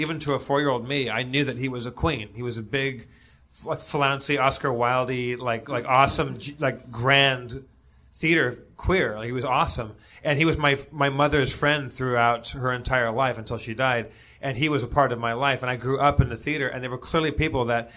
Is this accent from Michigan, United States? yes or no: no; Los Angeles, California, United States; I grew up in Los Angeles